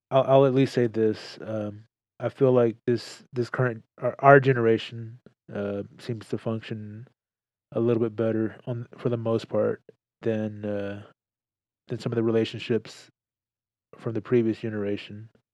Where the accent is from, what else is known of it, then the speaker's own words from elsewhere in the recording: Texas, United States; I'm proud to be a Texan